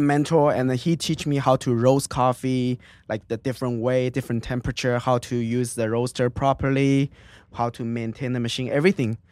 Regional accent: Suzhou, Jiangsu, China; English is a second language; moved away as an adult; now in United States; it's the city called Suzhou.

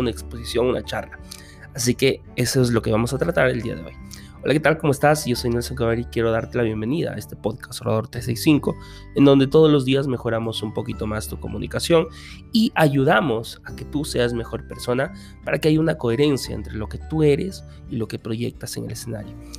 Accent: Peru; como decimos aquí en mi país, en Perú

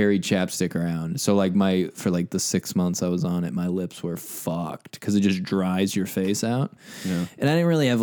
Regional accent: Midwest, United States; we're all from the Midwest

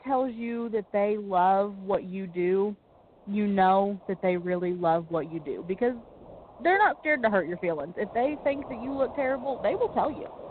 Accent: near Paducah, Kentucky, United States; it's so close to my hometown

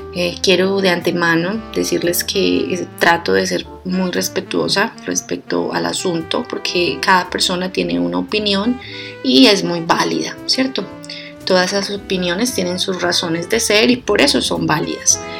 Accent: Colombia; yo vengo de Colombia, en Colombia tenemos un dicho

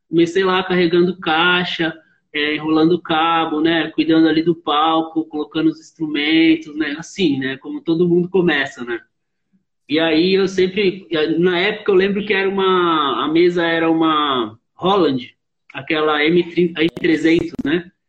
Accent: Osasco, São Paulo, Brazil; Sim, eu sou de Osasco, né? Osasco, São Paulo, né?

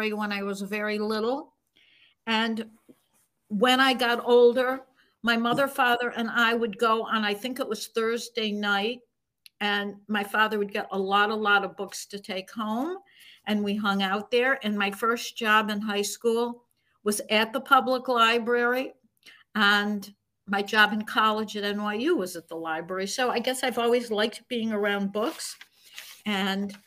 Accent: Buffalo, New York, United States; now in New York City, United States; I grew up in Buffalo, New York

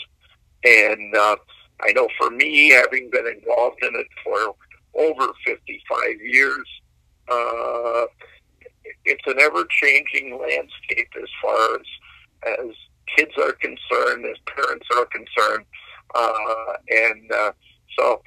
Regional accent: Galena, Illinois, United States; moved away as an adult; now in Cuba City, United States; growing up in Galena

